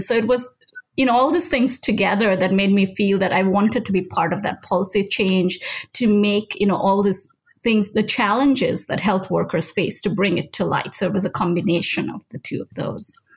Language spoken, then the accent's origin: English; Nigeria; moved away; I grew up in Nigeria. That's where I did my pharmacy school